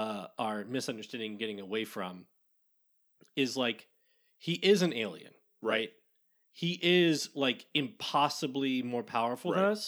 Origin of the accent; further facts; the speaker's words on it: Kansas, United States; Growing up in Kansas, Chicago is like where you go if you're from the Midwest, if you don't go to Denver.